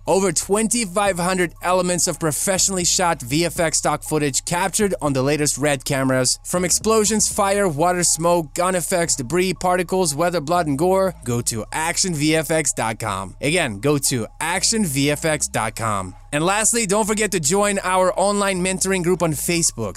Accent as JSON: {"language": "English", "country": "Ukraine", "tie": "born or raised there", "moved": "yes", "lives_now": "United States", "said": "growing up in Ukraine, we didn't have a washer and a dryer"}